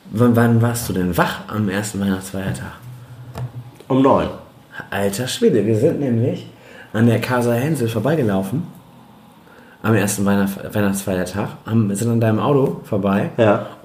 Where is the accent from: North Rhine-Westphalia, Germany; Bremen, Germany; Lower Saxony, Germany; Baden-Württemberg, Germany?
Bremen, Germany; Aber als Bremer hätte man es wahrscheinlich gesehen haben müssen.